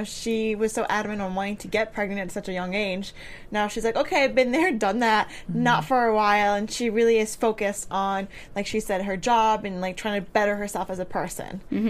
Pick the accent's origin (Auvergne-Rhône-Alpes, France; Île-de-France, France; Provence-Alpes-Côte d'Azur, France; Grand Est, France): Île-de-France, France; Paris; moved away; I grew up in Paris